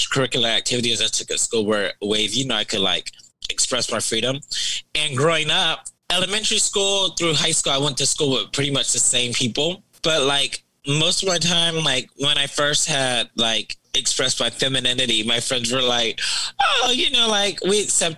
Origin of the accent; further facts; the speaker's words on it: Moreno Valley, California, United States; I'm originally from Moreno Valley, California. That's the Inland Empire. I grew up in a very old school, traditional Baptist household.